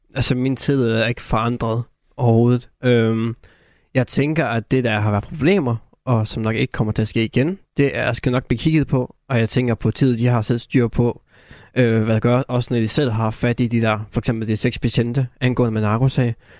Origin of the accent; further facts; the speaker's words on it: North Jutland, North Denmark Region, Denmark; der hvor jeg kommer fra